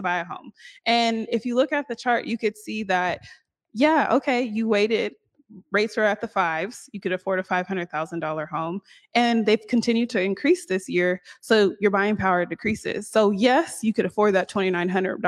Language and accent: English; Seattle, Washington, United States; I'm from here